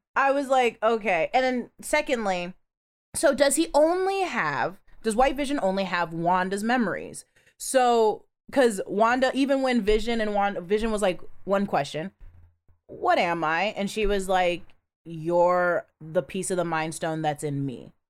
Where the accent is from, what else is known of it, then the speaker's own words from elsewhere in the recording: Washington, United States; I'm from Washington State